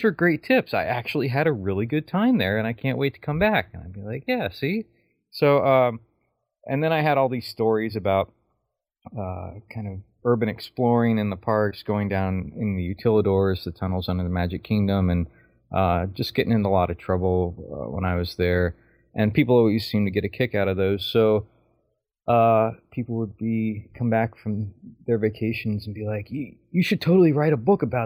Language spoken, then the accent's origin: English; Florida, United States; I was born and raised in Florida, not too far away from Walt Disney World